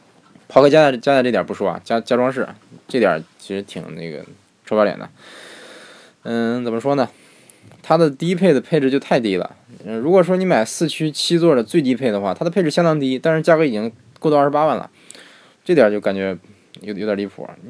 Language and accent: Chinese; Beijing, China; 其实我是个北京人，对。听口音你也听，你也能听出来我是个地道的北京人，对不对？北京人，对。